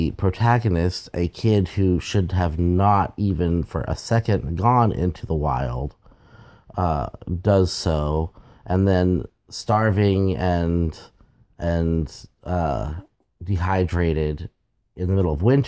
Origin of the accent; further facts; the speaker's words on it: Texas, United States; up in Texas. I grew up in {S1} Right. {S2} Central Texas in the Hill Country, and we have the stake cactuses there